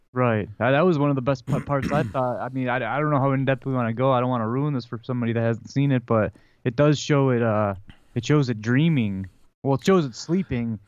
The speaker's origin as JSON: {"language": "English", "town": "Detroit", "region": "Michigan", "country": "United States", "said": "we're from Detroit. We're you know Red Wings fans."}